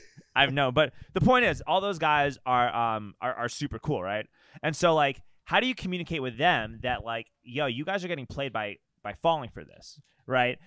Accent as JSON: {"language": "English", "town": "New York City", "region": "New York", "country": "United States", "tie": "born or raised there", "moved": "as an adult", "said": "I grew up in New York City"}